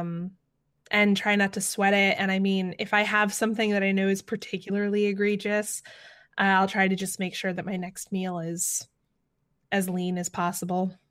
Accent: Atlanta, Georgia, United States; my hometown

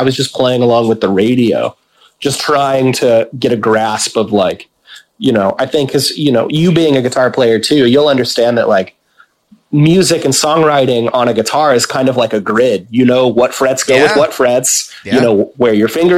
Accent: Vacaville, California, United States; that came from my hometown

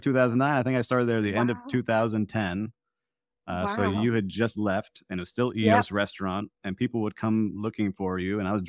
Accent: Miami, Florida, United States; But then Miami comes calling at some point, my hometown.

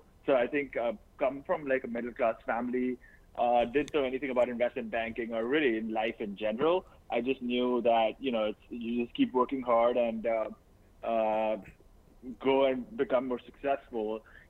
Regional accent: India; moved away as an adult; now in United States; Born and raised in India, went to an Irish Catholic school, you know, pretty conservative over there. I come from a humble background.

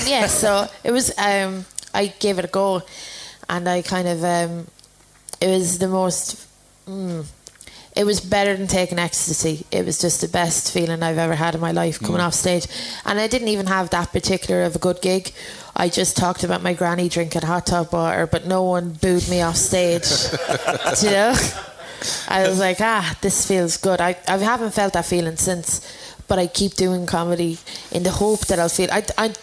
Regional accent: London, United Kingdom; born there; accent: Irish; I was born in London and I always felt like there was some, that was my home, but I don't think it is.

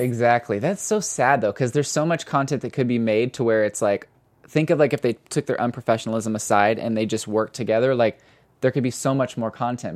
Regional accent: Missouri, United States; now in Los Angeles, United States; I'm from Missouri

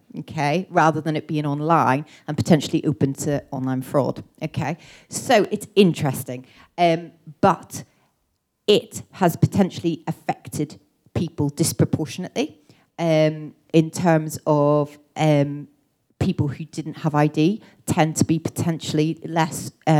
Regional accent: Belfast, Northern Ireland, United Kingdom; moved away as an adult; I'm originally from Belfast, okay, I grew up in Northern Ireland, left there when I was 18

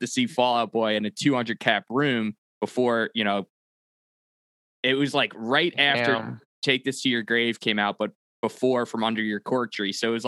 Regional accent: Long Island, New York, United States; now in Charlotte, United States; I live in Charlotte, North Carolina, but I'm from Long Island.

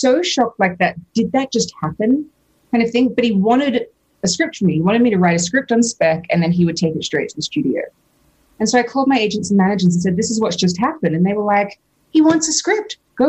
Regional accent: Australia; Because I'm Australian, so I had to sell something to get a visa to be able to live there permanently and earn money.

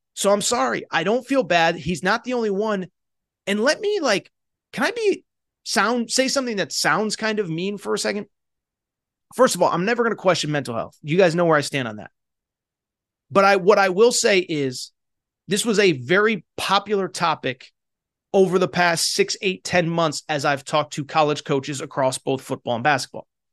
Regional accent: Connecticut, United States; I grew up in Connecticut.

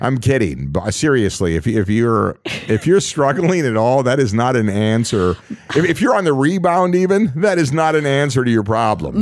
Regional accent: Voyageurs National Park, Minnesota, United States; the resorts that I worked at as a dock boy growing up in Voyagers National

